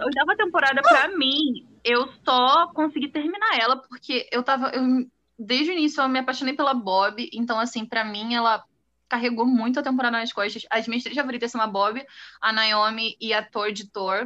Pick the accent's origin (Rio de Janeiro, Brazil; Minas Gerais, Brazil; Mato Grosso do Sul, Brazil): Rio de Janeiro, Brazil; eu sou do Rio de Janeiro, tenho 20 anos.